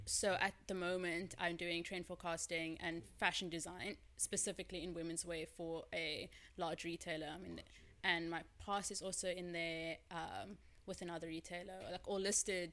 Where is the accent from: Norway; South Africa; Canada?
South Africa; Cape Town, Western Cape; I'm from Cape Town, born and raised, as I always say.